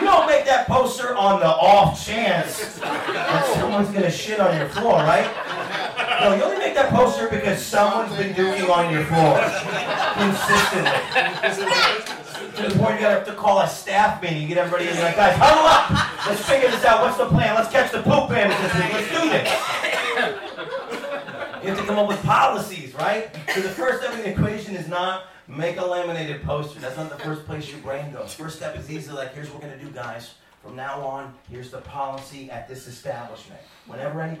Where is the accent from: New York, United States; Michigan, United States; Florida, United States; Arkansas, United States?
New York, United States; I'm from New York State.